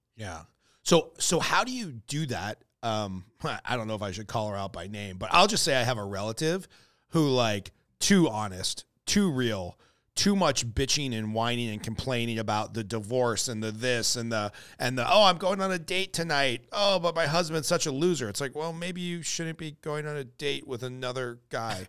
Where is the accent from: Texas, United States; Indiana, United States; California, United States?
California, United States; Southern; born and raised in Southern California